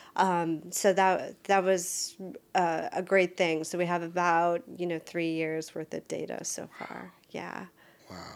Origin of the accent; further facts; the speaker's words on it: Wisconsin, United States; moved away as an adult; now in Maryland, United States; I was born and raised in Wisconsin, but I have lived in Maryland half of my life.